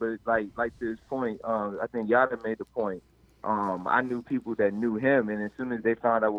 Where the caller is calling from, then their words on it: Takoma Park, Maryland, United States; I'm calling from Tacoma Park.